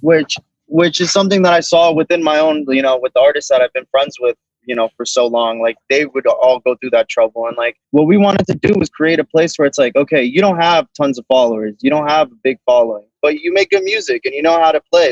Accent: Boca Raton, Florida, United States; I'm from Boca Raton, born and raised in Florida.

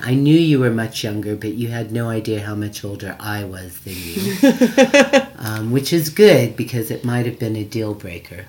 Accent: United States; moved away; I come from America

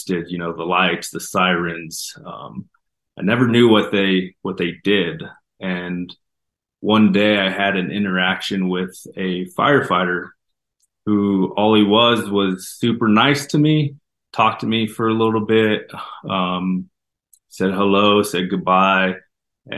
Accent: Denver, Colorado, United States; Growing up, we didn't have much. We grew up in North Denver

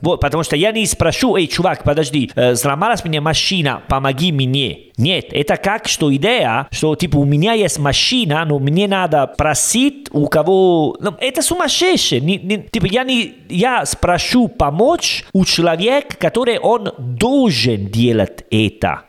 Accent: Italy; Russian is a second language; moved away; Я из Италии

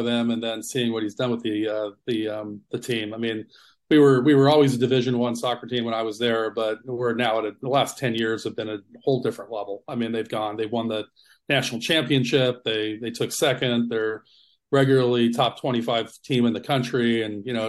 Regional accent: Sacramento, California, United States; moved away; Grew up in Sacramento, Citrus Heights, Roseville area.

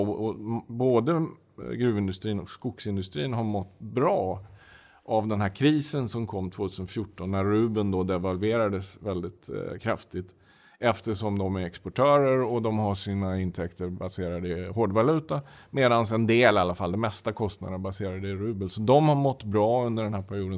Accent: Sweden; moved away as an adult; also born or lived in Russia; now in Moscow, Russia; vi är två svenskar äh, i, i Moskva.

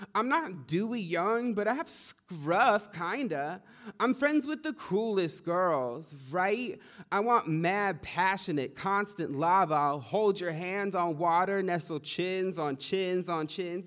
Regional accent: Kumeyaay Nation, near San Diego, Southern California, United States; I'm from the Kumeyaay Nation, uh, near San Diego in Southern California.

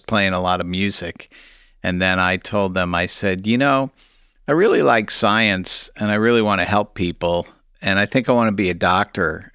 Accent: St. Louis, Missouri, United States; also born or lived in New Haven, Connecticut / Kansas City, Missouri; I was born in New Haven, Connecticut, and I grew up there for about eight years, and then my folks moved, uh, to Saint Louis, Missouri, where I went to high school

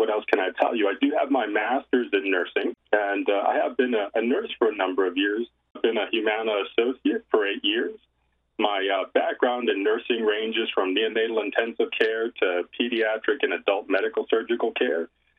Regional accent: Corpus Christi, Texas, United States; moved away as an adult; also born or lived in San Antonio, Texas; now in Boston, United States; I was born and raised in Corpus Christi, Texas. I lived over in San Antonio for a number of years and then decided that it was time for a change. So here recently, I went ahead and moved up to Boston, Massachusetts.

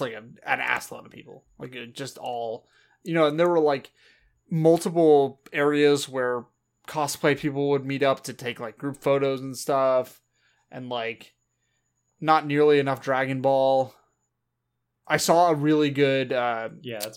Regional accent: Southern California, United States; We grew up in Southern California

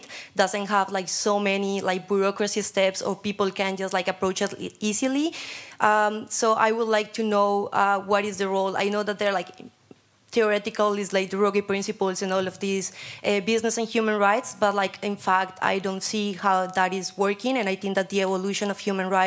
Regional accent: Colombia; moved away; I'm from Colombia

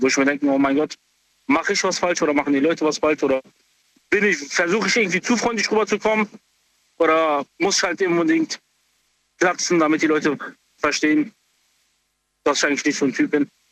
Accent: Frankfurt, Hesse, Germany; ich komme aus Frankfurt

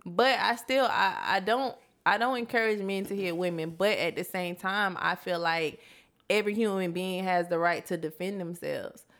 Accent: Florida, United States; I come from Florida

